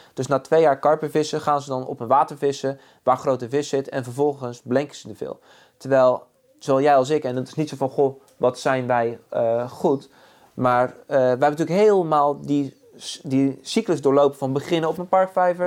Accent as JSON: {"language": "Dutch", "region": "Zeeland", "country": "Netherlands", "tie": "born or raised there"}